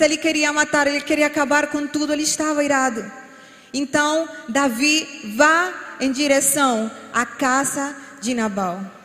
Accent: Colombia; Portuguese is a second language; moved away as an adult; now in Brazil; sou colombiana, por isso às vezes vão escutar alguma palavra mal falada

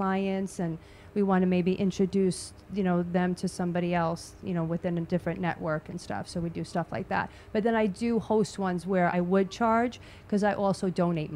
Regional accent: New York, United States; I'm a New Yorker, Italian New Yorker

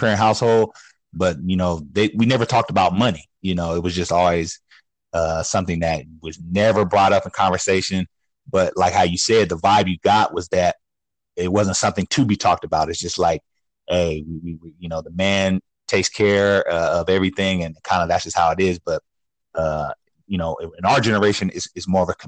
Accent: Sacramento, California, United States; Born and raised in Sacramento, California. Yeah, been here pretty much my whole life.

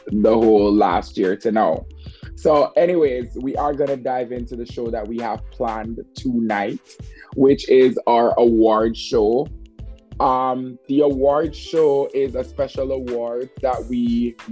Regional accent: Jamaica; I'm from Jamaica

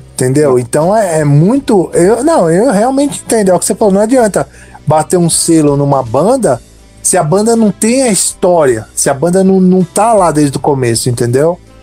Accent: São Caetano do Sul, São Paulo, Brazil; eu sou de São Caetano

